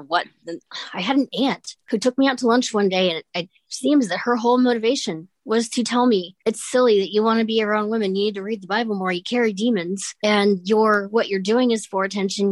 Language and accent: English; Columbus, Ohio, United States; I'm from Columbus, Ohio